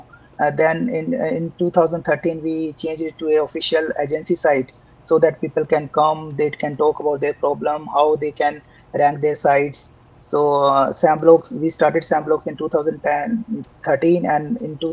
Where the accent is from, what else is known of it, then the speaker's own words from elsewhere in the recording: India; also born or lived in Jaipur, India / Bangalore, India; I come from India, a small town in India, in fact. I did my schooling there, and then in 2002, I moved to Jaipur for my higher studies